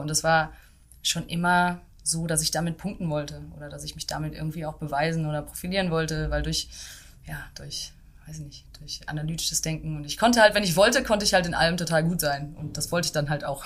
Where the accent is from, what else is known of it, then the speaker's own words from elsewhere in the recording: Dortmund, North Rhine-Westphalia, Germany; moved away as an adult; also born or lived in London / Berlin; Ich komme aus Dortmund und habe da auch ja bis zum Ende der Schule quasi bin ich da aufgewachsen